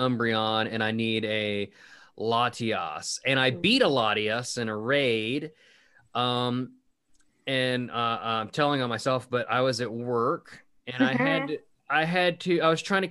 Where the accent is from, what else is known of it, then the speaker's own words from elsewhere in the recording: West Virginia, United States; I was from West Virginia right there, because I am